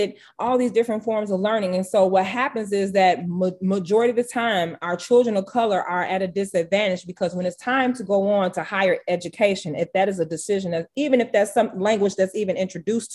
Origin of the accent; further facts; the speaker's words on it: Harvey, Illinois, United States; I'm born and raised in Harvey